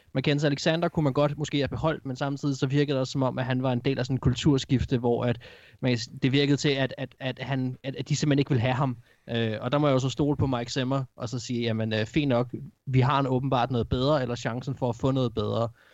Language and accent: Danish; Gladsaxe, Capital Region of Denmark, Denmark; kommer fra den, den by, hvor jeg kommer fra, Gladsaxe